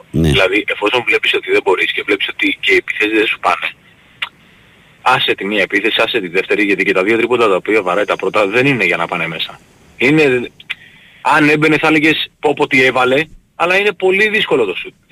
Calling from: Nea Irakleio, Attica, Greece; Όχι, Νέο Ηράκλειο, Νέο Ηράκλειο. Ε, καταγωγή από Ηράκλειο Κρήτης.

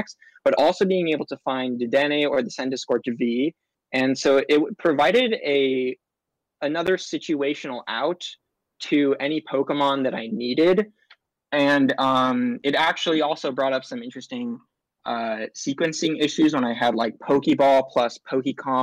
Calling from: Long Beach, California, United States; I'm calling from my room in Long Beach, California.

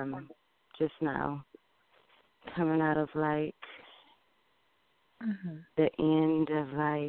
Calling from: Detroit, Michigan, United States

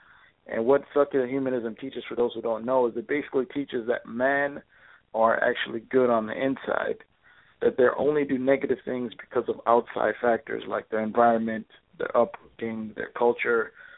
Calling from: Minnesota, United States; I'm calling from Minnesota.

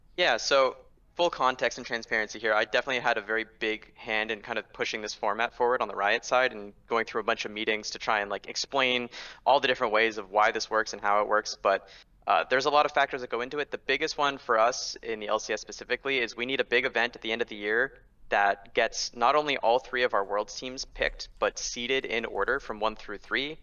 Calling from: Los Angeles, California, United States; Calling from Los Angeles, California

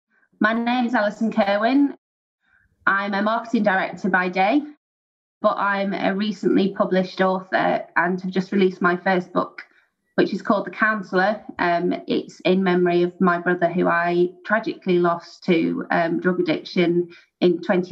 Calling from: Merseyside, North West England, United Kingdom; I'm calling from England. So I'm based in Merseyside in the United Kingdom.

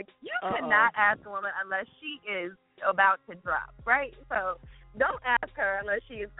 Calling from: Maryland, United States; I'm calling from Maryland.

